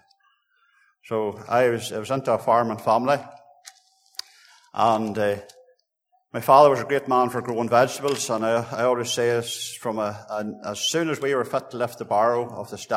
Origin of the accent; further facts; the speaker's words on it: Lisnaskea, Northern Ireland, United Kingdom; I was born in 1961. I was brought up in Lisnaski.